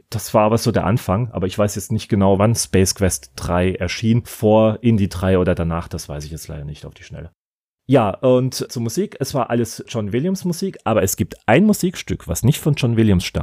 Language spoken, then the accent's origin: German; Ludwigshafen, Rhineland-Palatinate, Germany; Meine Heimatstadt heißt immerhin nach eurem großen König Ludwig I., also Ludwigshafen lässt grüßen.